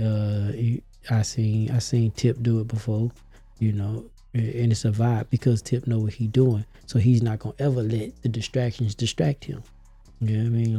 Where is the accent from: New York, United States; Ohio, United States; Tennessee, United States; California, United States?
Tennessee, United States; Memphis; moved away as an adult; now in Atlanta, United States; I'm from Memphis, Tennessee, all day